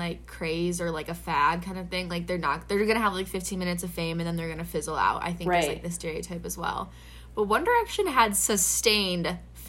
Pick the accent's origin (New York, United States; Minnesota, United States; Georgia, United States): Minnesota, United States; and I'm from Minnesota